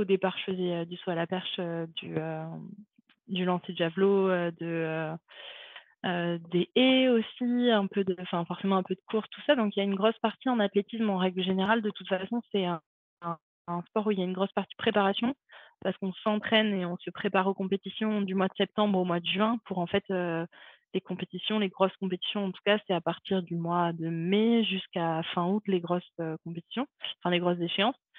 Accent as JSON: {"language": "French", "town": "Montpellier", "region": "Occitania", "country": "France", "tie": "born or raised there", "also_born_or_lived": "Saint-Raphaël", "moved": "as an adult", "said": "je suis née à Montpellier et euh, j'ai grandi à Montpellier"}